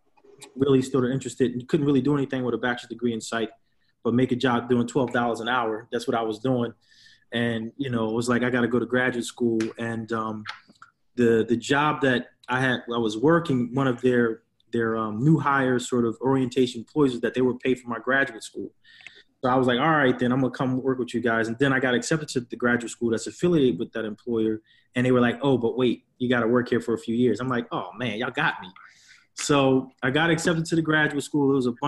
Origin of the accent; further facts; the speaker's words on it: Philadelphia, Pennsylvania, United States; So, I'm from West Philly. My parents, are from, the West Philadelphia Winfield section.